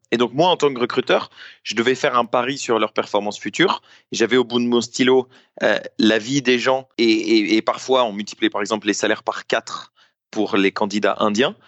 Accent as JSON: {"language": "French", "country": "France", "said": "je suis français, j'ai 27 ans"}